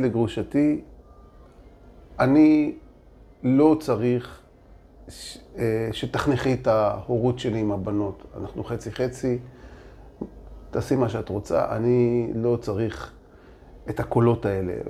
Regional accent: Holon, Tel Aviv District, Israel; also born or lived in Jaffa; אני גדלתי ביפו וחולון

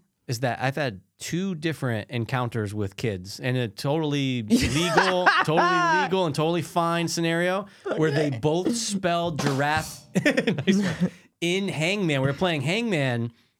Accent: Connecticut, United States; yeah, I'm from Connecticut.

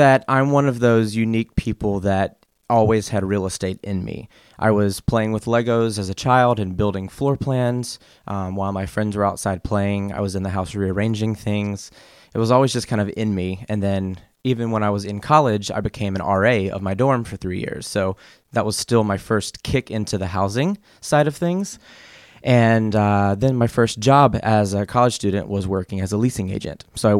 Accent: South Carolina, United States; So I am originally from the Carolinas. I was born in South Carolina and moved to North Carolina in the eighth grade after my dad had a job transfer. And so I lived in the Carolinas all the way from my childhood up until graduating college.

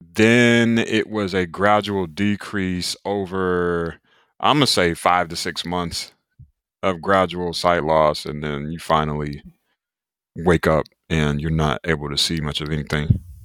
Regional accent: Raleigh, North Carolina, United States; I'm originally from Raleigh, North Carolina, so the East Coast of the U S. United States

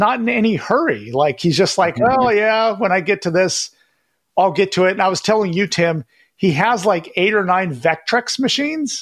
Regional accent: Sacramento, California, United States; also born or lived in Elk Grove; my hometown, like of Sacramento or Elk Grove

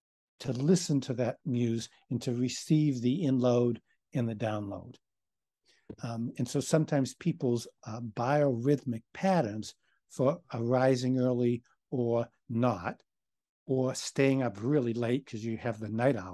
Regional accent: Boston, Massachusetts, United States; Me being an Irishman and from Boston

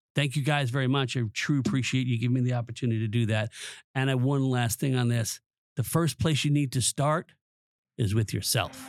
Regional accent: Long Island, New York, United States; moved away as an adult; also born or lived in New Jersey; I grew up on Long Island from a, parents of immigrants

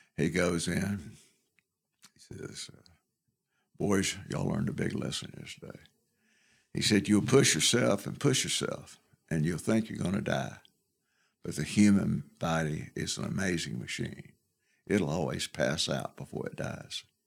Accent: Canton, Georgia, United States; moved away; also born or lived in Ball Ground, Georgia / Alabama; I was born in uh, Canton, Georgia

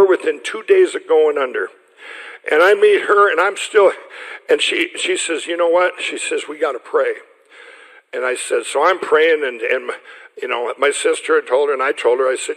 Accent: Chaska, Minnesota, United States; the one church where I'm from in Chaska

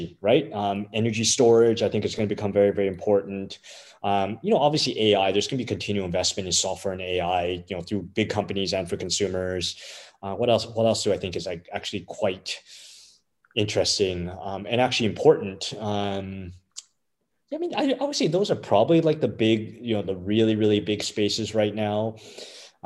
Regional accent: Canada; as a Canadian

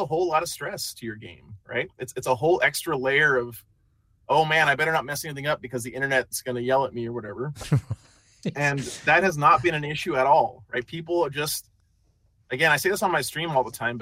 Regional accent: New Mexico, United States; I'm some guy from New Mexico

